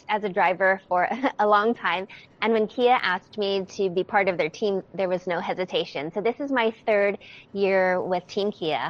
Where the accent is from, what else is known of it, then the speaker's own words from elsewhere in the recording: Hawaii, United States; I'm originally from Hawaii.